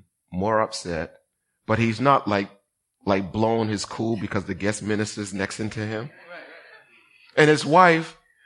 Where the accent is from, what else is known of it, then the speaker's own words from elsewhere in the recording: Boston, Massachusetts, United States; I'm from Boston